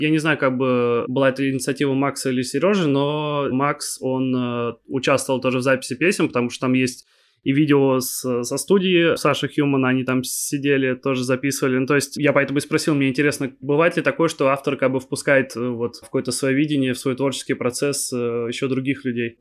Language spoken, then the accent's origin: Russian; Kaliningrad, Kaliningrad Oblast, Russia; also born or lived in Moscow; Я сам из Калининграда, я сейчас нахожусь в Москве, по работе